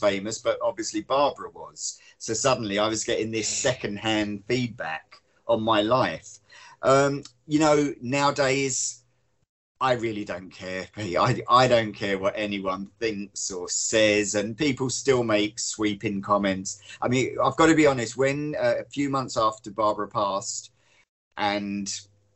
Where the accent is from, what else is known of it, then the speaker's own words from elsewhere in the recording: Hove, South East England, United Kingdom; moved away as an adult; also born or lived in London; I was born in London, but we moved down to Sussex and Hove when I was four, and I stayed down there literally till I was 25